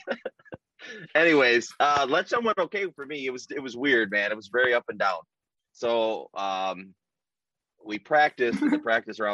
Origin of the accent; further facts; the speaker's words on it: Omer, Michigan, United States; I grew up in Omer, Michigan